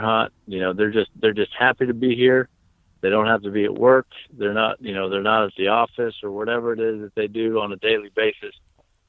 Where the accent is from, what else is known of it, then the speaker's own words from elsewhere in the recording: West Farmington, Ohio, United States; moved away as an adult; I moved here from Northeast Ohio. I was born and raised in a little town called West Farmington